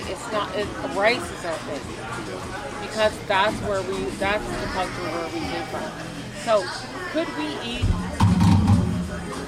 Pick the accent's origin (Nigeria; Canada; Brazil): Canada; School from what we do here in Canada is very different schooling what is in India, right? So my mom had to adapt because we were born here